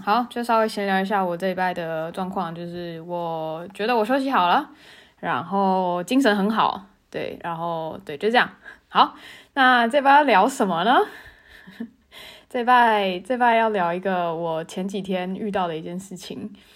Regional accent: Tainan, Taiwan; moved away as an adult; also born or lived in Taipei; 我是台南人嘛，然后我高中毕业之后，我考上台北学校，所以我在台北念大学

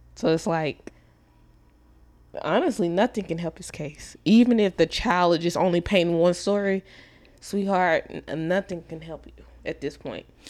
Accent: Dallas, Texas, United States; I'm from Dallas

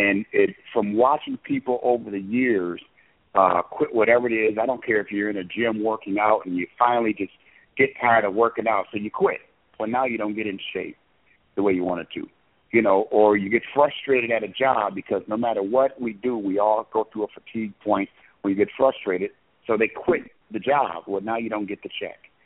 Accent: Illinois area and Wisconsin, United States; growing up in the Illinois area and Wisconsin

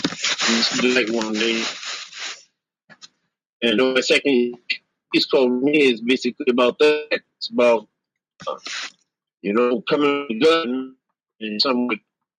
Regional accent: Canada; I'm French

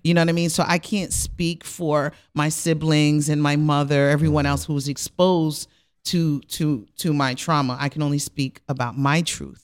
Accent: Rockland County, New York, United States; I'm originally from Rockland County

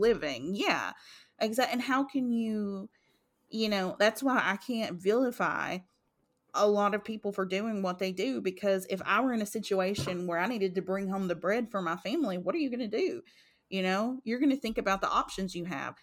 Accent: Eastern Kentucky, United States; we came from Eastern Kentucky.

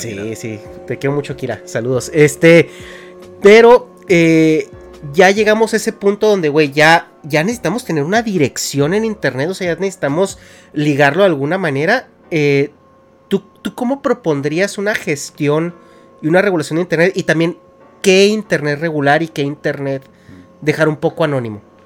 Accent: Mexico; moved away as an adult; now in California, United States; yo como mexicano, eh, una vez le, comenté a Dharma que yo me salí de México

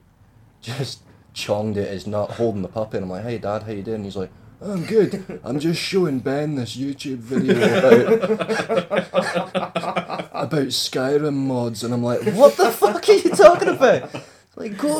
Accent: Scotland, United Kingdom; being Scottish in England

